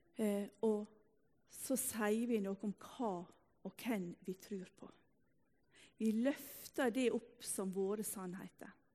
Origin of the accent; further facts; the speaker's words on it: Ulsteinvik, Møre og Romsdal, Norway; also born or lived in Salte, Bryne; now in Bryne, Norway; Denne teksten har vi hørt fra vi var fødde På bedehuset hjemme i Ulsteinvik